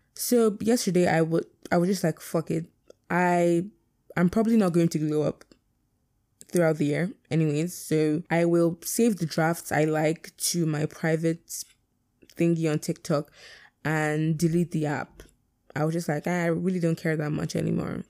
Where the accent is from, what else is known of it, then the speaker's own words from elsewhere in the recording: Nigeria; being Nigerian is my biggest flex